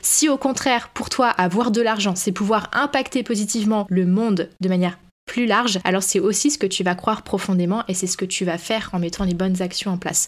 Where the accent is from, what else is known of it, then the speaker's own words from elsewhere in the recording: France; quand on est français